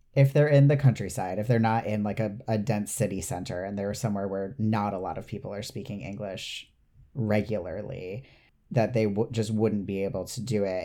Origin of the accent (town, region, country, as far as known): United States